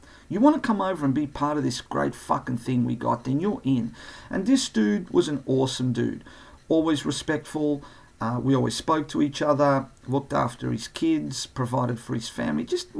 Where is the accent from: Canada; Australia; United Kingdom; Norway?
Australia; accent: ocker; I wasn't born in Australia. I was born in Europe. But a lot of people think that I was born here because I talk a bit ocker.